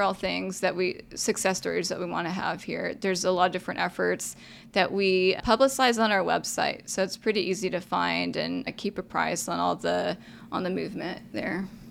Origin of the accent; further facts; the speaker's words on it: Arlington, Texas, United States; also born or lived in San Jose, California / Austin, Texas; Grew up just outside of where Dallas Cowboy Stadium is, fifteen minutes, if y'all know Arlington